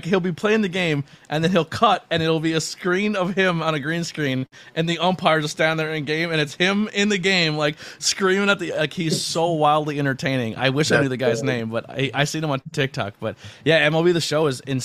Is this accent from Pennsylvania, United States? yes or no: yes; Pennsylvania, United States; I grew up in Pennsylvania